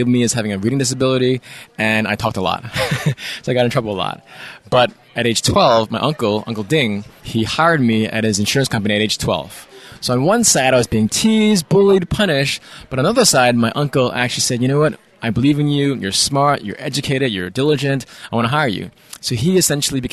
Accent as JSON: {"language": "English", "town": "New York City", "region": "New York", "country": "United States", "tie": "born or raised there", "said": "Born and raised in New York City"}